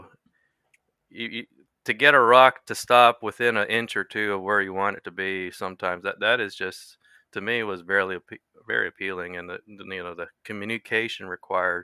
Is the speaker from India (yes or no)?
no; Vancouver, British Columbia, Canada; moved away as an adult; I was born and raised in Vancouver, British Columbia, west coast of Canada